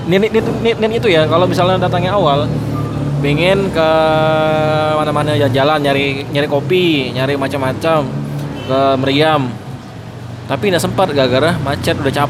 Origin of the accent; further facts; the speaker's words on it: West Kalimantan, Indonesia; karena sebagai orang Kalimantan Barat kelahiran sana aku belum pernah sama sekali tuh ke daerah-daerah namanya Danau Sentarum Bukit Kelam